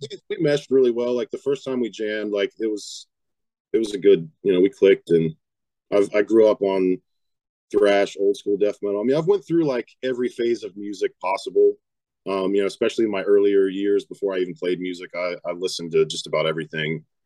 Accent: West Virginia, United States; I'm from West Virginia, born and raised

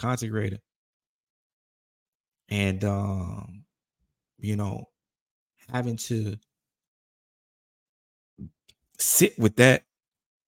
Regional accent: United States; I'm from Roseland, to where like one part of Roseland is legitimately a low income to middle class

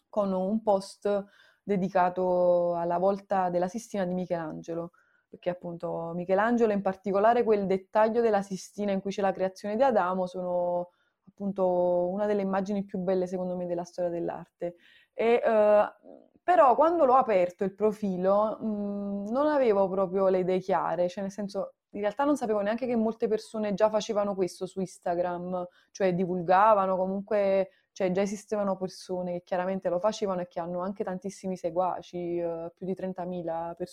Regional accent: Naples, Campania, Italy; non solo appunto sono nata a Napoli e sono fortunata per, perché comunque è una città che ti offre tanto

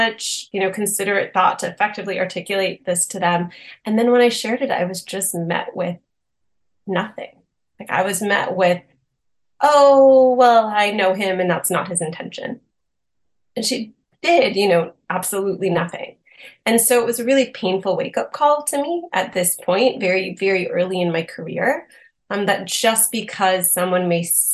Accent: Boston, Massachusetts, United States; moved away as an adult; also born or lived in Austin, Texas; I'm originally from the Boston area.

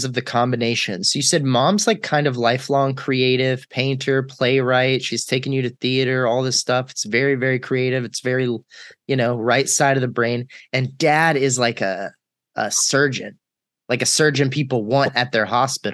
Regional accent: Texas, United States; moved away as an adult; also born or lived in North Carolina; I'm from Texas

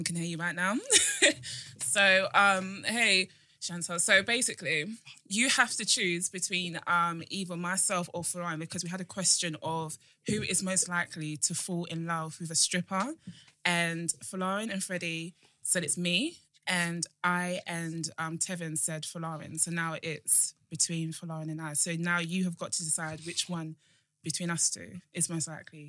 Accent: Nigeria; I'm a female and because I'm Nigerian

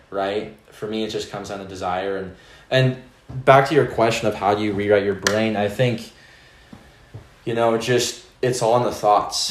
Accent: Spokane, Washington, United States; where I grew up, Spokane

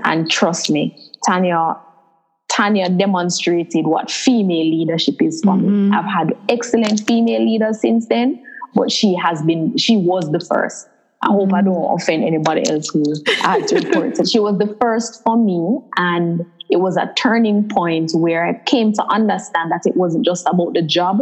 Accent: Jamaica; I did grow up in Jamaica.

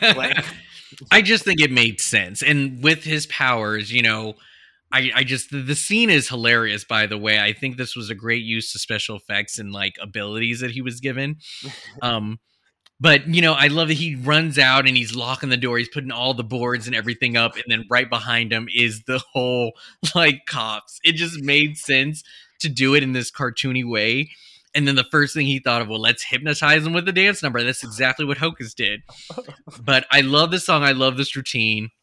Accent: United States; I grew up in Washington, California

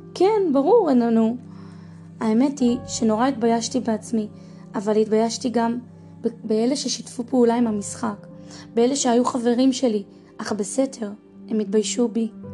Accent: Israel; also born or lived in United States; בגיל שנתיים עליתי לארץ עם הוריי. הלכתי לגן ואחר כך לכיתה א'

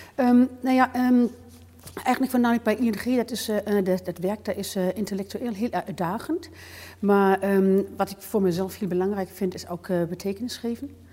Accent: Bavaria, Germany; accent: German; Dutch is a second language; moved away as an adult; also born or lived in Hamburg; now in Netherlands; ik ben in Duitsland opgegroeid, in Bayern, heuvelig

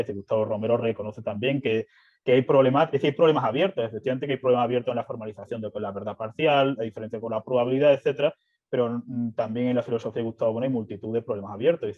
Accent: Seville, Andalusia, Spain; yo soy de Sevilla, de Andalucía

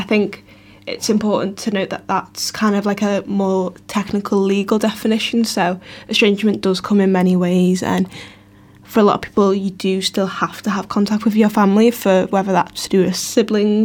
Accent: Liverpool, North West England, United Kingdom; I'm from Liverpool

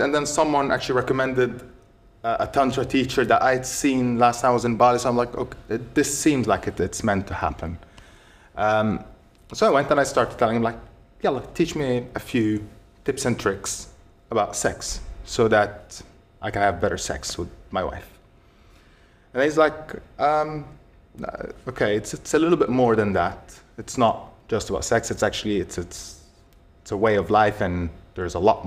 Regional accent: Egypt; moved away; also born or lived in United States; I grew up in Egypt

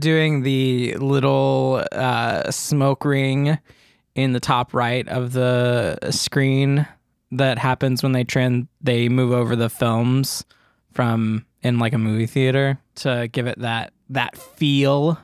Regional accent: the South, United States; I'm from the South

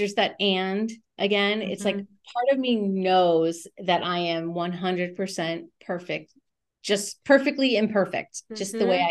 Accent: New England, United States; I would love to get to the East Coast. I'm from New England.

